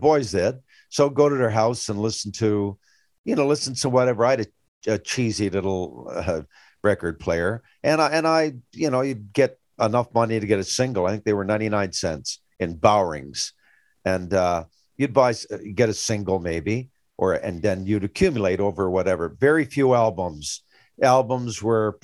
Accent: Grand Falls-Windsor, Newfoundland and Labrador, Canada; growing up in Grand Falls, dad never had a whole lot.

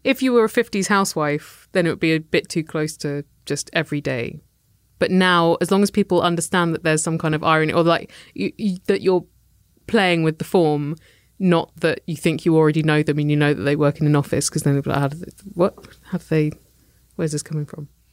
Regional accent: United Kingdom; we're British

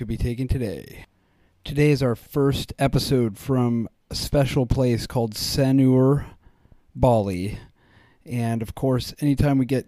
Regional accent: Jersey Shore, New Jersey, United States; moved away; also born or lived in Colorado; what I grew up with on the Jersey Shore

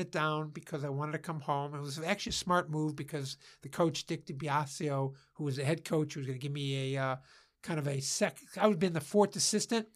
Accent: Cleveland Heights, Ohio, United States; also born or lived in Beachwood, Ohio; I grew up in Cleveland Heights, Ohio, and then I transferred, uh, my family, uh, moved to Beechwood

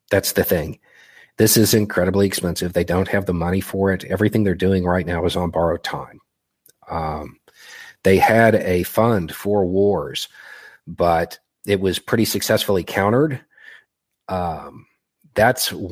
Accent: Melitopol, Zaporizhzhia Oblast, Ukraine; English is a second language; now in United States; I'm originally from Melitopol.

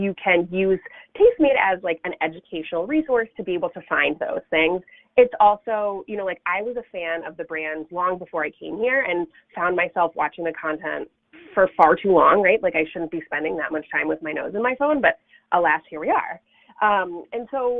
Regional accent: Sudbury, Massachusetts, United States; moved away as an adult; also born or lived in Rhode Island; now in Chicago, United States; I grew up in a little town called Sudbury, which is about, I would maybe 35 miles northwest of downtown Boston

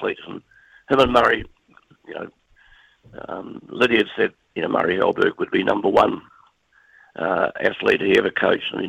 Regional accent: New Zealand; being a Kiwi

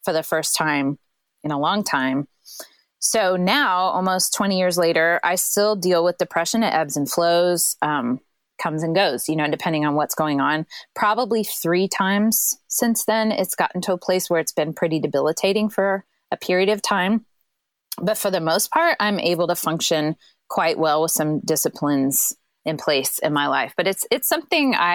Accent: Central Illinois, United States; now in St. Louis, United States; I grew up in Central Illinois.

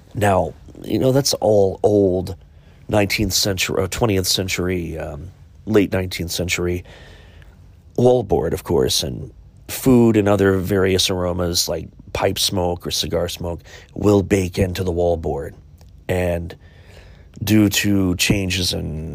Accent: Chillicothe, Ohio, United States; my hometown of Chillicothe, Ohio

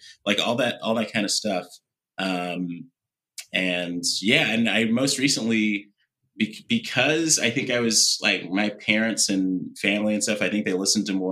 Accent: West Coast, United States; growing up on the West Coast

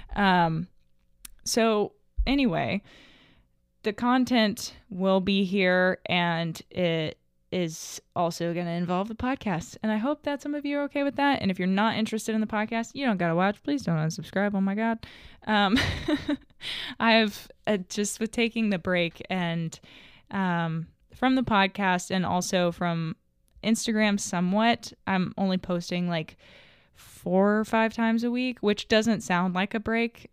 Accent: Little Rock, Arkansas, United States; now in Hot Springs, United States; I'm a twenty-three-year-old equestrian from Arkansas. I grew up in Little Rock

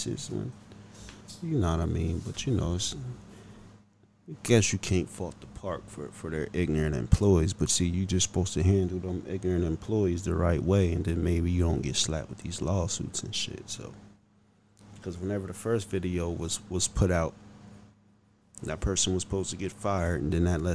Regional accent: Pennsylvania, United States; this is my home state, you know, not too far from where I live

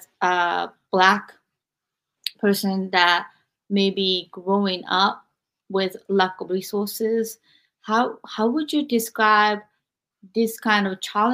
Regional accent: Japan; moved away as an adult; growing up, I was born in 1976 in Japan

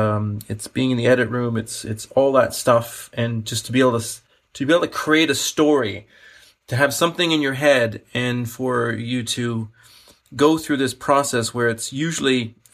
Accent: Canada; I'm a Canadian. I'm a British Canadian. I'm a British citizen and a Canadian citizen.

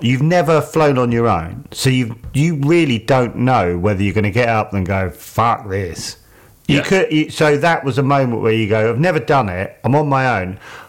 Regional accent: near Biggin Hill, London, United Kingdom; I grew up near Biggin Hill

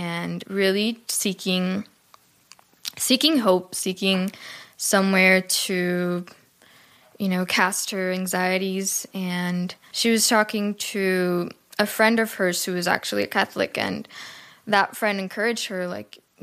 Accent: Cuba; I was born and raised in Cuba

